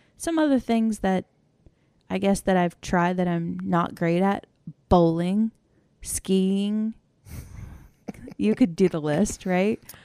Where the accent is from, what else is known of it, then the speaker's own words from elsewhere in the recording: Maryland, United States; I grew up in Maryland